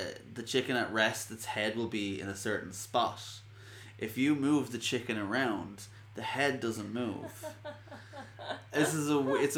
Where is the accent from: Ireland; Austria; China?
Ireland; I'm Irish